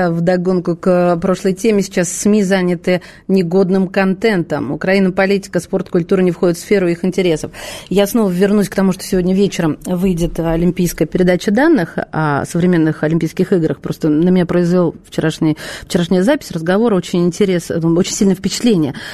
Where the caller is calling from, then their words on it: Khabarovsk, Khabarovsk Krai, Russia; я из Хабаровска.